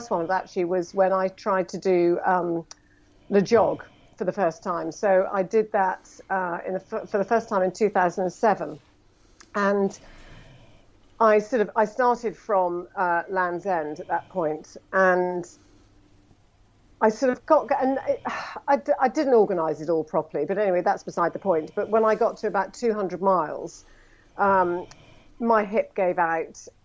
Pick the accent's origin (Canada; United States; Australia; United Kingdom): United Kingdom; Scotland; accent: plummy; I'm a Scot